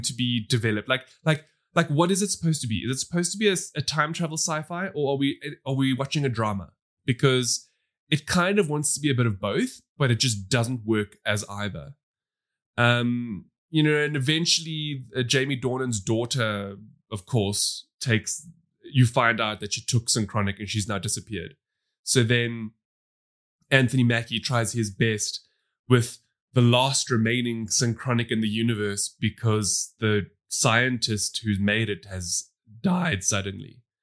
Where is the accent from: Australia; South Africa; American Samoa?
South Africa; We come from South Africa, which has a massive divide